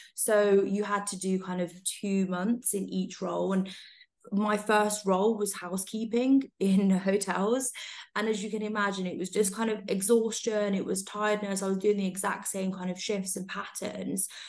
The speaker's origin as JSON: {"language": "English", "town": "Coventry", "region": "West Midlands", "country": "United Kingdom", "tie": "born or raised there", "also_born_or_lived": "London", "moved": "as an adult", "said": "I grew up in Coventry and I went to Warwick University"}